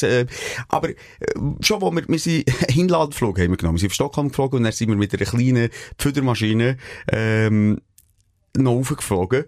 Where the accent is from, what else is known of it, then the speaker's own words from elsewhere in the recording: Switzerland; wir als Schweizer